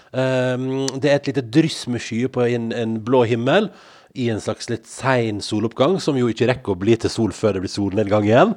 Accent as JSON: {"language": "Norwegian", "town": "Førde", "region": "Vestland", "country": "Norway", "tie": "born or raised there", "moved": "yes", "said": "hjemme i Førde"}